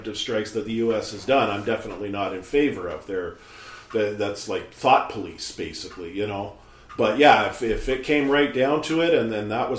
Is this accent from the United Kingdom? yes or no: no; Canada; I'm a Canadian